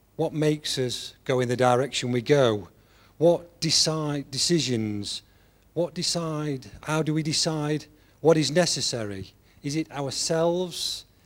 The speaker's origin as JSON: {"language": "English", "region": "England", "country": "United Kingdom", "said": "I'm an Englishman"}